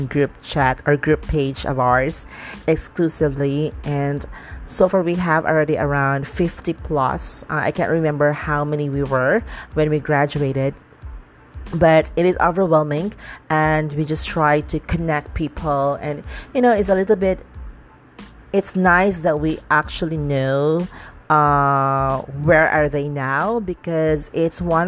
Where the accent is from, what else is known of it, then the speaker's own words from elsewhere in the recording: Dumaguete, Negros Oriental, Philippines; moved away; I went back to my hometown, which is Dumaguete